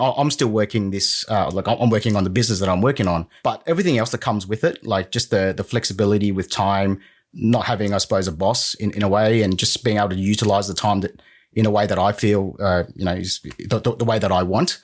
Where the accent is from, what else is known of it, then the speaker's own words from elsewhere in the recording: Sydney, New South Wales, Australia; also born or lived in Vietnam / United Kingdom; So I was born in Vietnam in 79. We came to Australia in about 86. We were refugees. And I pretty much grew up in Sydney